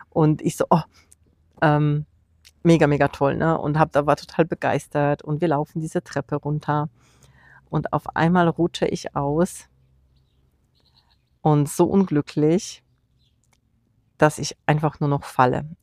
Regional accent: Poland; Und wir waren in meinem Heimatland Polen, in Warschau, zu Besuch

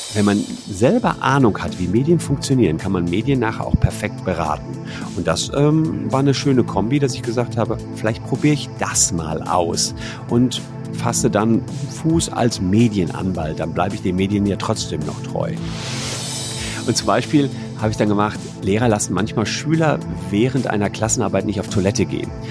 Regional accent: Gevelsberg, North Rhine-Westphalia, Germany; moved away as an adult; also born or lived in Cologne; in meiner Heimatstadt Gefelsberg, das ist da bei Ennepetal, Wuppertal, Hagen

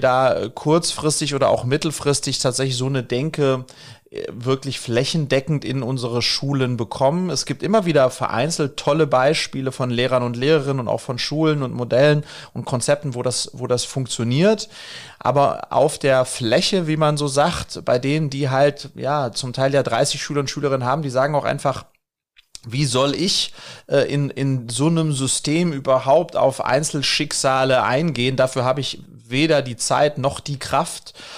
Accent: Wiesbaden, Hesse, Germany; ich bin in Wiesbaden groß geworden

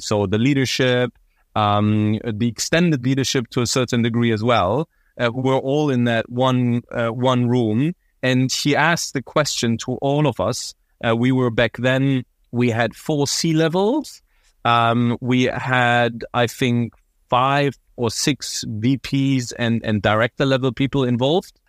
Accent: Berlin, Germany; moved away as an adult; also born or lived in London / Paris / United States east coast; born and raised in Berlin. I really identify myself as Berliner

